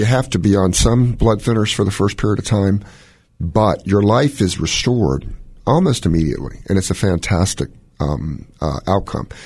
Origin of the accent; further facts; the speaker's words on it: Washington, District of Columbia, United States; moved away as an adult; also born or lived in Baltimore / Durham; I was born in Washington, D C to a Chinese mom